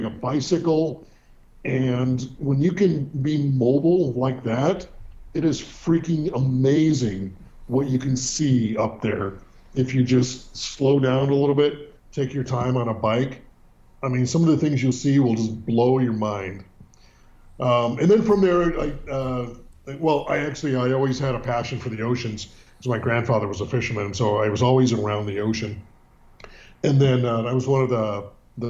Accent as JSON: {"language": "English", "region": "Northern California", "country": "United States", "tie": "born or raised there", "also_born_or_lived": "San Francisco, California / Sebastopol, California", "said": "Born and raised in Northern California, which is much different than Southern California and San Diego. But born in the city."}